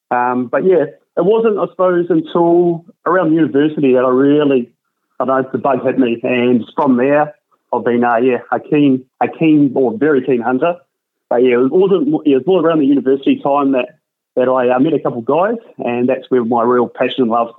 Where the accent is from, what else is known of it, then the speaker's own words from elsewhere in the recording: Hamilton, Waikato, New Zealand; moved away as an adult; also born or lived in Melbourne, Australia / Perth, Australia; now in Brisbane, Australia; Yeah, so Hamilton, which is in the central North Island in the Waikato. So yeah, I was born and raised in Hamilton, which is a little town there.